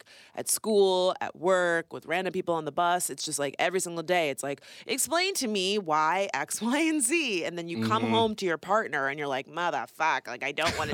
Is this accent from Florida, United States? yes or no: yes; West Palm Beach, Florida, United States; we are both from West Palm Beach, Florida